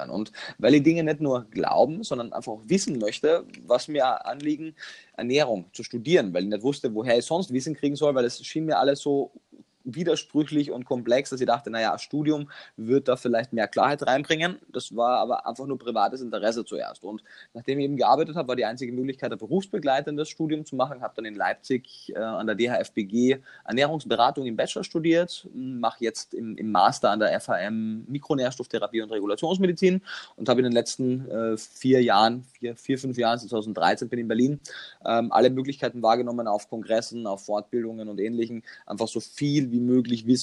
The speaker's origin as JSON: {"language": "German", "town": "Klagenfurt", "region": "Carinthia", "country": "Austria", "tie": "born or raised there", "said": "Ich komme ja, wie man wahrscheinlich immer noch hören kann, aus Österreich und habe in Kärnten, meiner Heimat, also in Klagenfurt, meiner Heimatstadt, Kärnten, meinem Heimatland, meine Ausbildung zum Touristikkaufmann gemacht."}